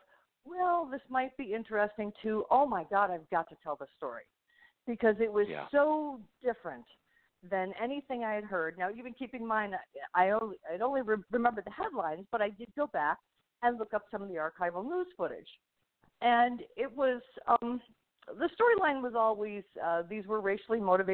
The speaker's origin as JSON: {"language": "English", "town": "Buffalo", "region": "New York", "country": "United States", "tie": "born or raised there", "moved": "yes", "said": "Buffalo, New York, which also happens to be my hometown"}